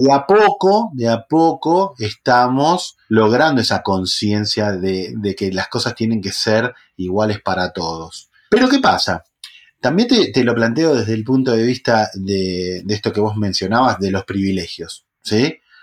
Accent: La Matanza, Buenos Aires Province, Argentina; criado en, un barrio de La Matanza, con urbano bonaerense argentino

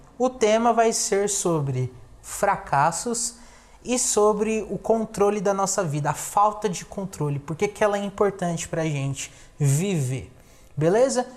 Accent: São Paulo, Brazil; moved away as an adult; now in Assis, Brazil; porque eu sou de São Paulo

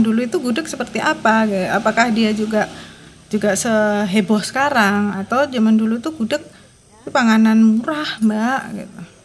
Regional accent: Yogyakarta, Special Region of Yogyakarta, Indonesia; aku orang Jogja ya aku orang Jogja lahir besar di Jogja sampai sekarang di Jogja

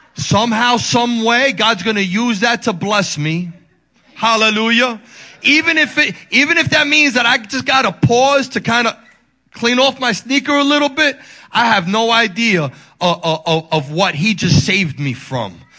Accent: Dominican Republic; moved away; I'm from the Dominican Republic

